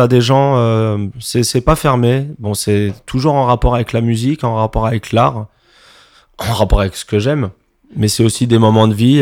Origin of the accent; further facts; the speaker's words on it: Montreuil, Île-de-France, France; je viens de Montreuil également